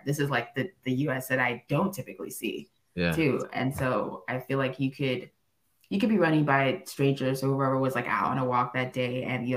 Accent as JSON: {"language": "English", "town": "Los Angeles", "region": "California", "country": "United States", "tie": "born or raised there", "also_born_or_lived": "Cameroon", "said": "I grew up in Los Angeles"}